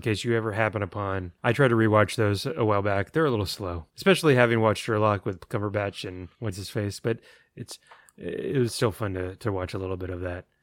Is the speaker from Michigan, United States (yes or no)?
no; San Antonio, Texas, United States; growing up on Sunday afternoons after Mass in San Antonio